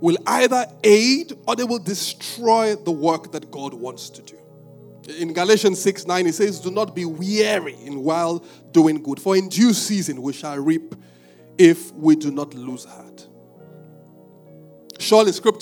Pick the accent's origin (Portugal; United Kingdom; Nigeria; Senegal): Nigeria; Ibadan, Oyo; I'm from Ibadan.